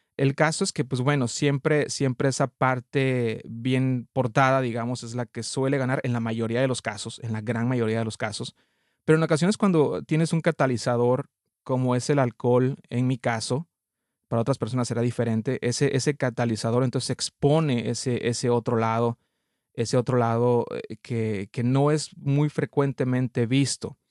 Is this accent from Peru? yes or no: no; Mexico; now in Canada; soy mexicano, radico actualmente en, en Canadá